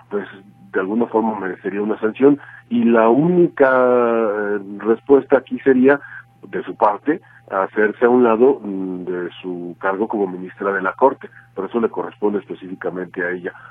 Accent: Mexico; lo que todos desearíamos, quiero pensar como ciudadanos, como mexicanos

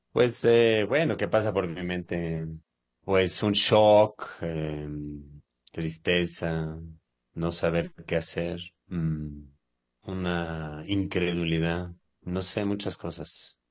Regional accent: Mexico; moved away; also born or lived in Israel; yo soy mexicano, yo soy mexicano, a pesar de mi apariencia, este, yo soy absolutamente mexicano. Yo nací en México y viví, pues, mm, cuatro quintas partes de mi vida en México

